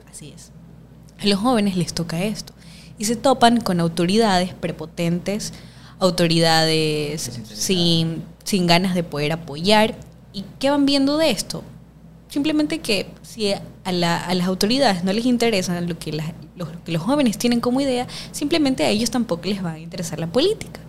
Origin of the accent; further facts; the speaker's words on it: Guayaquil, Guayas, Ecuador; soy guayaquileña, más guayaca que el encebollado